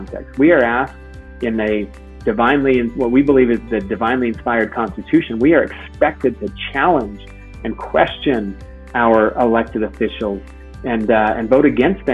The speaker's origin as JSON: {"language": "English", "region": "Utah", "country": "United States", "tie": "born or raised there", "also_born_or_lived": "New York City", "said": "I grew up here in Utah, went to the University of Utah"}